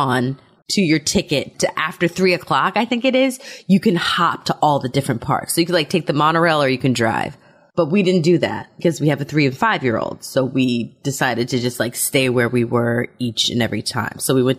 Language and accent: English; Germany; I did not have that because I grew up in Germany.